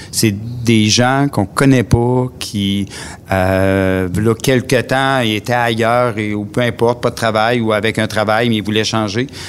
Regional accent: Matane, Quebec, Canada; je viens de Matane. je suis euh, quelqu'un qui a toujours resté à Matane

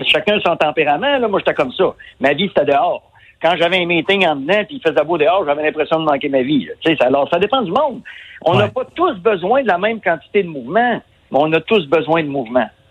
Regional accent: Quebec, Canada; on est des Québécois, on est, on est des Nordiques

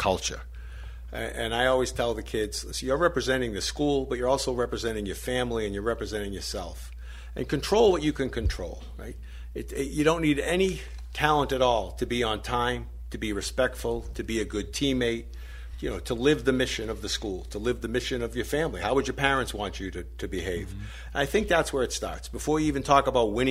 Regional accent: Boston, Massachusetts, United States; moved away as an adult; now in Pittsburgh, United States; I was born in Boston

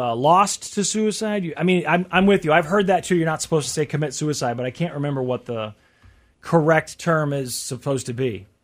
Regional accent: Missouri, United States; So then Missouri. Wah, wah, my home state.

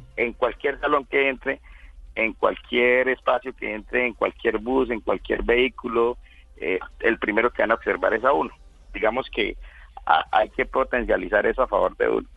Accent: Casanare, Colombia; decidí regresar a mi, a mi pueblo, a mi departamento, el departamento de Casanare

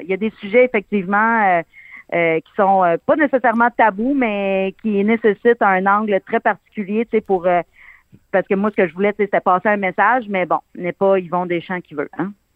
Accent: Abitibi, Quebec, Canada; j'ai été élevée avec mes grands-parents, puis euh, mon arrière-grand-mère venait toujours passer les étés chez nous

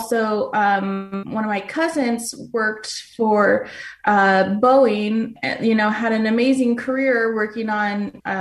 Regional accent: Phoenix, Arizona, United States; I was born and raised here in Phoenix, Arizona.

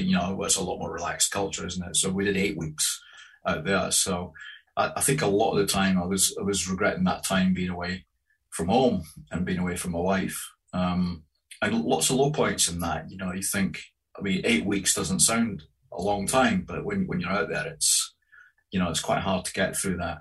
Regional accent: Grangemouth, Scotland, United Kingdom; when I was growing up in Grangemouth in industrial Scotland

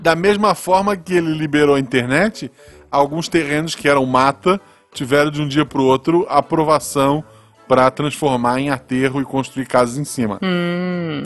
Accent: Florianópolis, Santa Catarina, Brazil; moved away as an adult; now in Gaspar, Brazil; Eu nasci em Florianópolis, uhum. que é uma capital, embora seja uma capital pequena, porque é uma ilha não tem muito espaço para crescer. Uhum. É, de lá, eu vim

